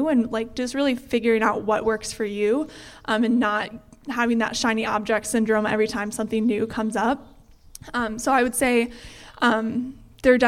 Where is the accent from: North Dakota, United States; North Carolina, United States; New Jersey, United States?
North Dakota, United States; Fargo; moved away as an adult; also born or lived in Eau Claire, Wisconsin; growing up in the Fargo-Moorhead area